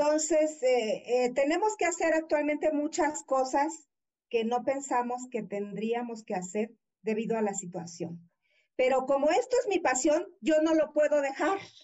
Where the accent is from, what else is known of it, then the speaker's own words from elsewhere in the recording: Veracruz, Mexico; moved away as an adult; also born or lived in Mexico City; yo soy de Veracruz